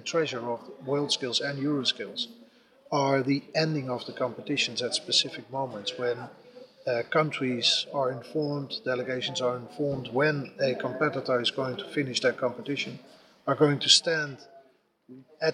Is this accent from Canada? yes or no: no; Netherlands; I'm from the Netherlands